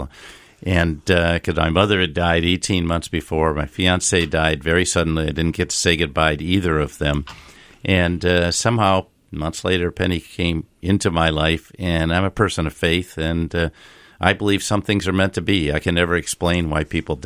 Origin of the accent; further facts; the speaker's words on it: Grand Rapids, Michigan, United States; I grew up in Grand Rapids, Michigan